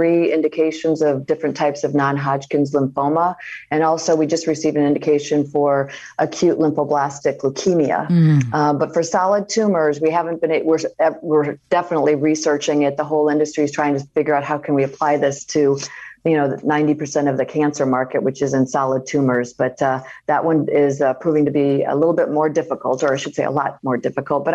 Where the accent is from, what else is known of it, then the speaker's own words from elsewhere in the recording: Iowa, United States; moved away; growing up in Iowa, you know when it's your turn and what you should